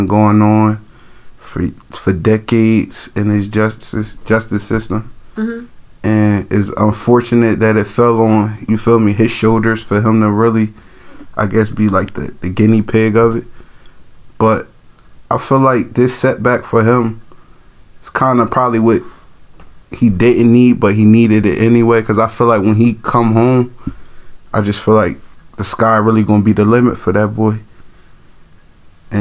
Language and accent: English; Trenton, New Jersey, United States; growing up in Trenton at that time in the late 90s